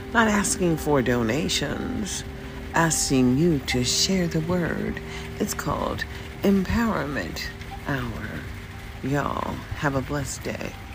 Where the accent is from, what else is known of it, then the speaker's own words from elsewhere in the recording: United States; as a citizen in America, and as an American citizen at the age of 65